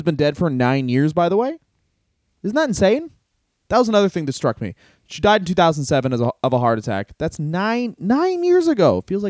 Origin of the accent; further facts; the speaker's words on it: Canada; I mean, we're both from Kannada, and it's a small comedy scene there